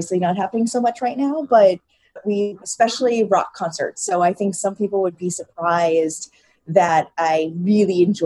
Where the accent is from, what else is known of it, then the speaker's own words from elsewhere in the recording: New England, United States; now in Brooklyn, United States; I grew up in New England and ate Papagino's pizza growing up